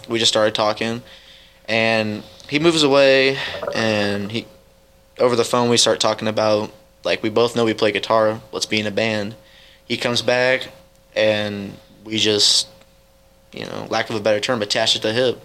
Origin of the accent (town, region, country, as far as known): Edgerton, Missouri, United States; born or raised there; also born or lived in Kansas City, Missouri / Dearborn, Missouri